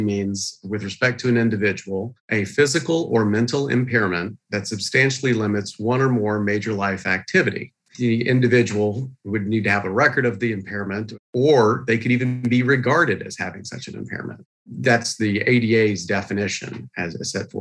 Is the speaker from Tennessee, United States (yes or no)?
yes; East Tennessee, United States; I grew up in East Tennessee